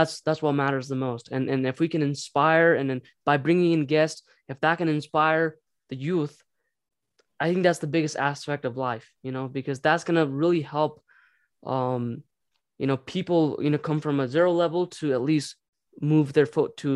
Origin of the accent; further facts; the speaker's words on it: Nepal; moved away; we're from Nepal, you know, and obviously we're refugee when we came here